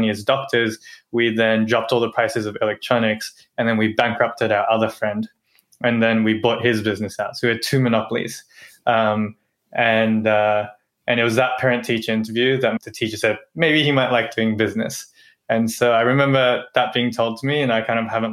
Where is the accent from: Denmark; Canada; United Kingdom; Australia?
Australia; moved away as an adult; Growing up in Australia